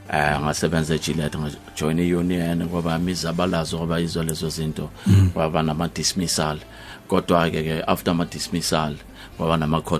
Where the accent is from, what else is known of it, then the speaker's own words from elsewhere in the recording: Springs, Gauteng, South Africa; ngazalelwa kwaThema eSprings